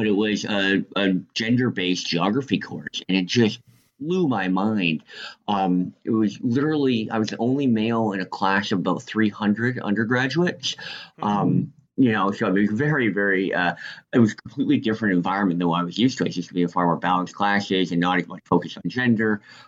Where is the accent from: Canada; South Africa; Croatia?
Canada; Northern Canada; Well, my background is I'm actually from Canada. I grew up in northern Canada